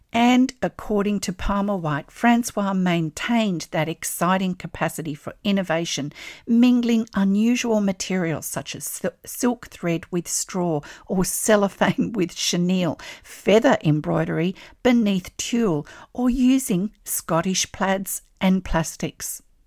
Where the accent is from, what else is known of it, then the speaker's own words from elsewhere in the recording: Australia; I'm an Australian textile artist